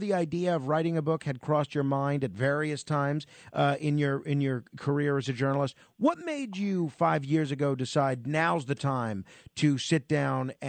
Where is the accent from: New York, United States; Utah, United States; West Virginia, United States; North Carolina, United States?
New York, United States; New York City; My hometown paper, the Staten Island Advance